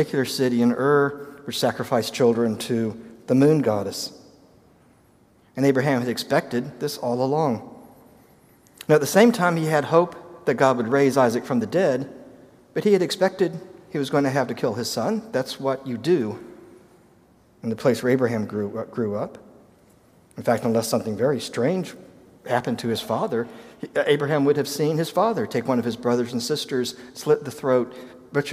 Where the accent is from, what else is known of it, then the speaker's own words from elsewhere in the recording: United States; as an American